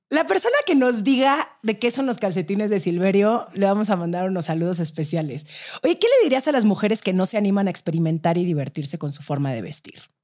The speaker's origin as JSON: {"language": "Spanish", "country": "Mexico", "said": "así somos los mexicanos"}